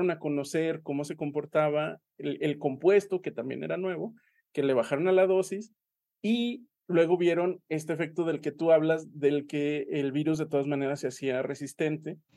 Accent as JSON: {"language": "Spanish", "region": "Aguascalientes", "country": "Mexico", "said": "pero yo soy de Aguascalientes y en Aguascalientes somos muy persinados."}